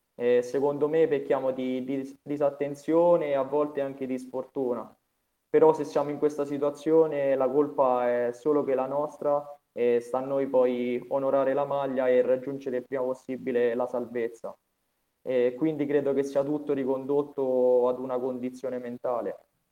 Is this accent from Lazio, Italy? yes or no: yes; Vasanello, Lazio, Italy; da quando giocavo nel mio paese a Vasanello